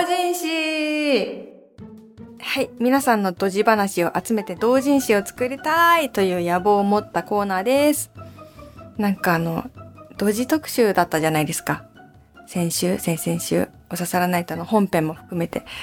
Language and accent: Japanese; Awaji Island, Hyogo, Japan; 淡路島出身だし